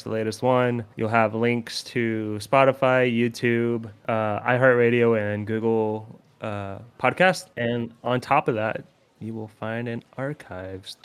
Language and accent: English; Oregon, United States; the settings necessarily in my home state